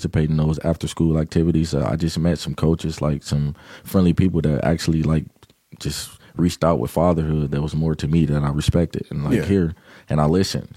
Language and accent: English; Kenosha, Wisconsin, United States; also born or lived in Chicago, Illinois; My parents moved out here when I was about 8 years old. To Kenosha